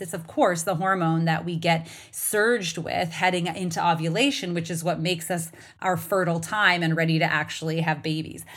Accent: Canada; now in United States; as a Canadian who lives in, in the United States

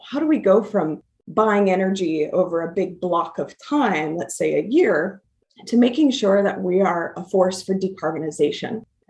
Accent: Midwest, United States; You know, I come from the Midwest, and service to community and service to others have just been tenets of how I have grown up.

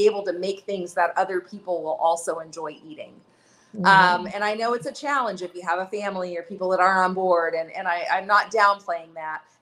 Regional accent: Lawrence, Kansas, United States; moved away as an adult; now in Nepal; I live, when I'm in the U.S., I'm from Lawrence, Kansas

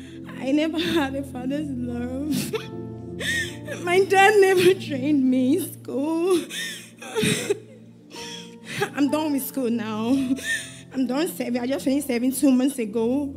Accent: Port Harcourt, Rivers State, Nigeria; also born or lived in Lagos, Nigeria; I was born in Lagos because of that. My mom had to move, I and my siblings, to Port Harcourt.

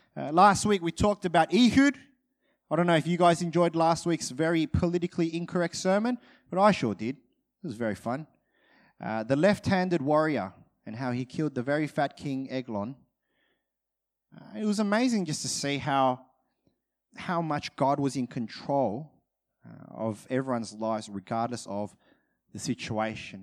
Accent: Australia; I'm Australian

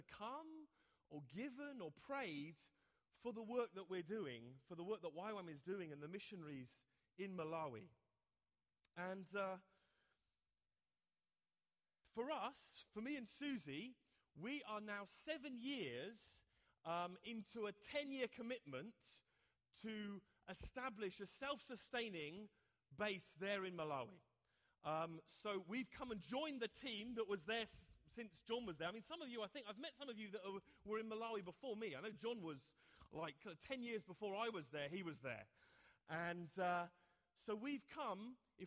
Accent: England, United Kingdom; me, an Englishman

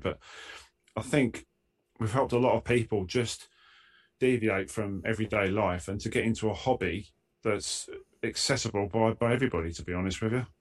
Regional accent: Essex, East of England, United Kingdom; I'm from Essex

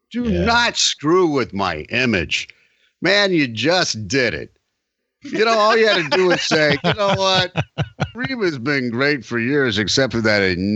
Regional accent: Deep South, United States; as children growing up in the Deep South

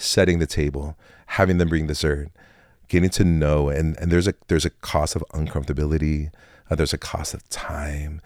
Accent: Tacoma, Washington, United States; also born or lived in Fort Lewis, Washington; now in Olympia, United States; I was born and raised in Tacoma, Washington

